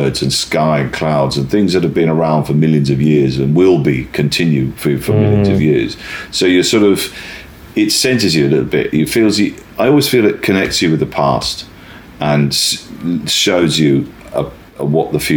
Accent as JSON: {"language": "English", "area": "West Country", "region": "South West England", "country": "United Kingdom", "tie": "born or raised there", "said": "I grew up in the West Country, the west of England."}